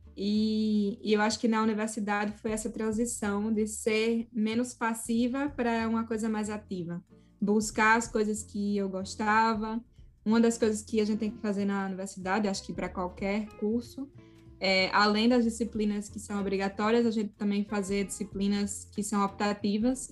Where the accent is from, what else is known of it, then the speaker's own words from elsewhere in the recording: Natal, Rio Grande do Norte, Brazil; moved away as an adult; eu sou de Natal